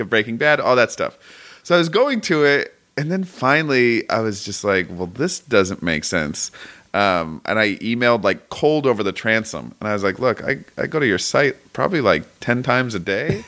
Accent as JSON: {"language": "English", "town": "Portland", "region": "Oregon", "country": "United States", "moved": "yes", "lives_now": "Southern California, United States", "said": "I'm from Portland, Oregon"}